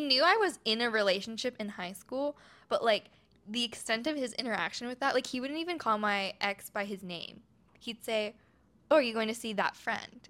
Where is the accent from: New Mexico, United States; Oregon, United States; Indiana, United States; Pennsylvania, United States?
Oregon, United States; moved away; I'm from Oregon